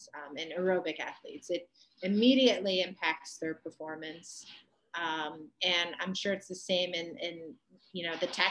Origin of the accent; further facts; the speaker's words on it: Ohio, United States; growing up in Ohio.